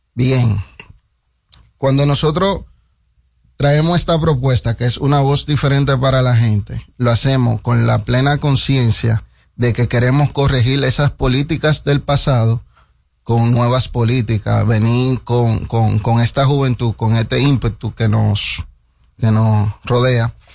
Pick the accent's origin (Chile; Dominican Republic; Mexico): Dominican Republic; 100% dominicano